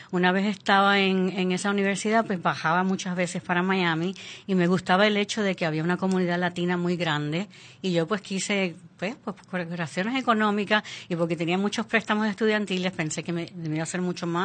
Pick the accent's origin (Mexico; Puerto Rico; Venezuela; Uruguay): Puerto Rico; Nosotros somos, la comunidad puertorriqueña